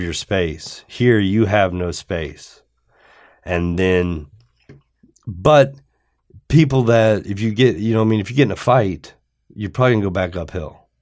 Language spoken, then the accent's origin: English; Johnstown, Ohio, United States; I was from Johnstown, Ohio.